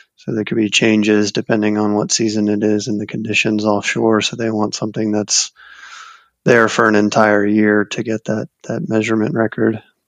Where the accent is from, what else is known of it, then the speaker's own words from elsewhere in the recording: South Florida, United States; also born or lived in New Orleans; I grew up in South Florida around the ocean